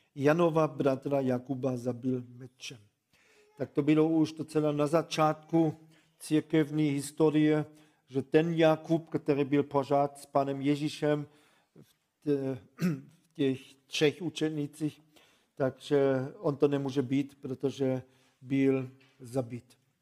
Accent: Germany; Czech is a second language; moved away; also born or lived in Ostrava region, Czech Republic

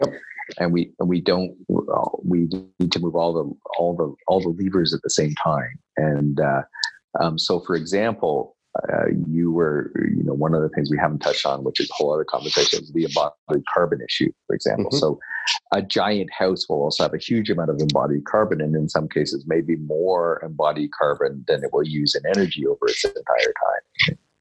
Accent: Kingston, Ontario, Canada; I'm a small town Ontario boy. Not quite a small town of that. I grew up in Kingston

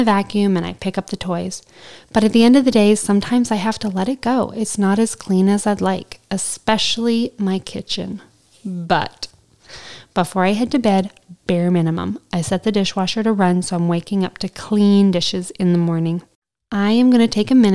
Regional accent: Southern Alberta, Canada; I'm from Southern Alberta, where this show was filmed, and it just felt like home

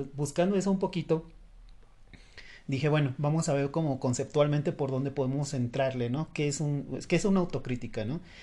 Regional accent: Mexico; aquí en México

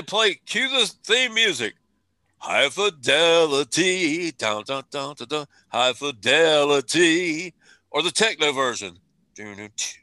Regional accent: South Carolina, United States; I said guitar because I'm from South Carolina

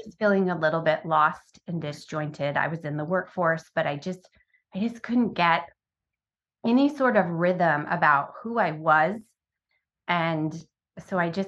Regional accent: Sacramento, California, United States; moved away; also born or lived in Baudette, Minnesota / Phoenix, Arizona; when I was about 9, we moved to the Sacramento area of California

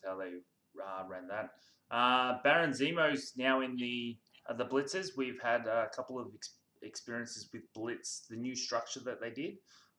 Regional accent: Australia; I'm from Australia

